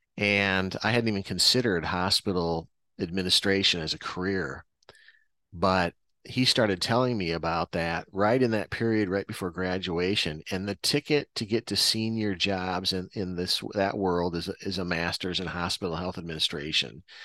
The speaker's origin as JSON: {"language": "English", "region": "Iowa", "country": "United States", "tie": "born or raised there", "said": "born and raised in Iowa"}